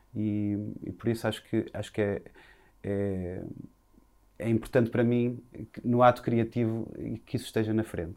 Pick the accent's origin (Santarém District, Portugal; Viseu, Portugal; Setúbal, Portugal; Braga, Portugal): Viseu, Portugal; now in Lisbon, Portugal; nasci em Viseu